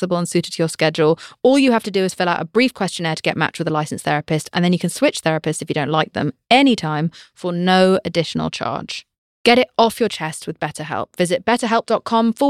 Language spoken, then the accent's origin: English; United Kingdom; I'm British